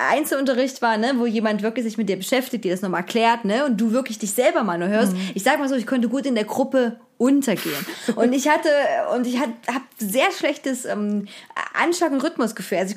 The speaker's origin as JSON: {"language": "German", "town": "Rheinsdorf", "region": "Saxony", "country": "Germany", "said": "Ich kann ja sagen, wo ich herkomme aus Rheinsdorf, ist nah an Zwickau, ist äh, bekannt durch das Zwickau ist ja bekannt durch die NSU und durch Trabant"}